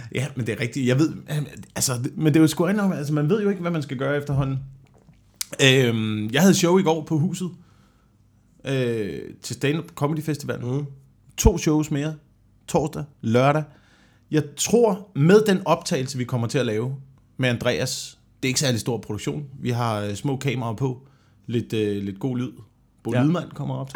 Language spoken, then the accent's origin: Danish; Vemmelev, Zealand, Denmark; Jeg voksede op sådan mellem Slagelse og Korsør